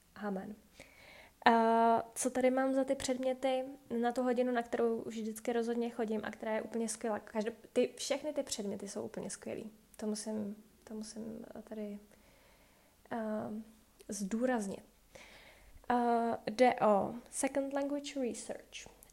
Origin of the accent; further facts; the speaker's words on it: Czechia; moved away as an adult; now in Iceland; v Čechách vůbec nejsme zvyklí